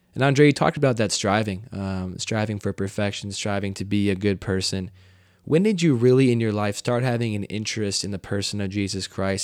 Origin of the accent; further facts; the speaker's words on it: United States; growing up in the United States